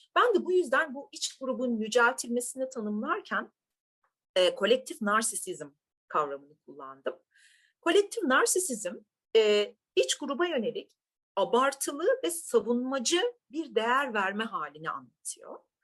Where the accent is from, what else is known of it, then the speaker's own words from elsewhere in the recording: Turkey; ben bir Türk'üm